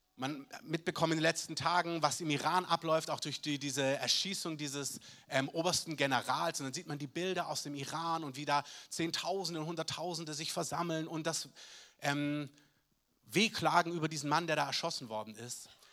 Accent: Southern Germany, Germany; bei uns in Süddeutschland

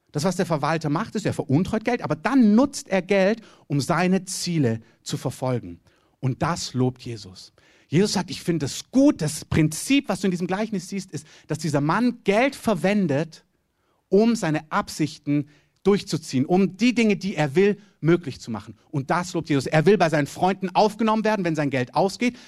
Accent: Southern Germany, Germany; ich komme aus dem Süden Deutschland

